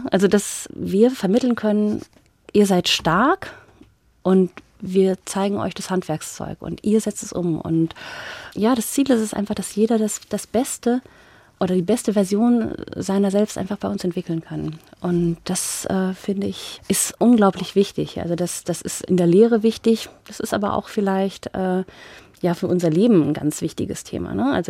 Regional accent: Paderborn, North Rhine-Westphalia, Germany; now in Frankfurt, Germany; Genau, ich ähm, komme ursprünglich aus Paderborn und äh, habe immer voll gesagt, ich bin über die ZVS Kinderland verschickt worden.

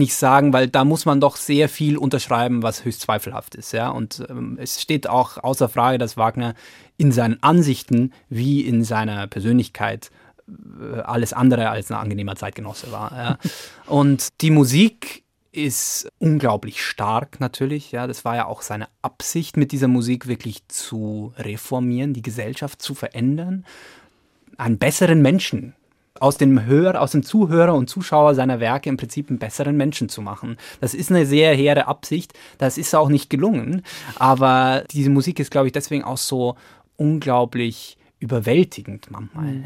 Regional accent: Lower Bavaria, Germany; now in Frankfurt, Germany; ich bin ja in, in Niederbayern aufgewachsen

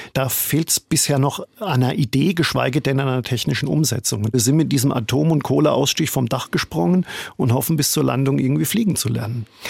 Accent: Germany; moved away as an adult; now in New York, United States; ich bin Deutscher und Valerie, meine Frau, die ist Österreicherin

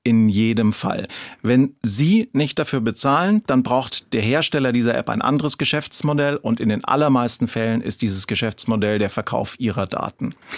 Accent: Franconia, Bavaria, Germany; ich bin ja Franke und kein Schwabe

